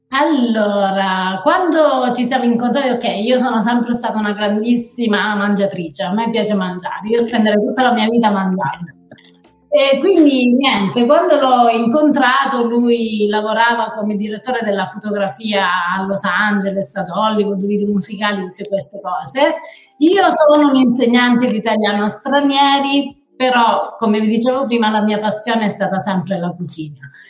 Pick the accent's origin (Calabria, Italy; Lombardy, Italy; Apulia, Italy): Calabria, Italy; Dasà; moved away as an adult; also born or lived in Rome, Italy / Maine, United States; now in United States; Io sono di un piccolissimo paese che si chiama Dasà, sconosciuto al mondo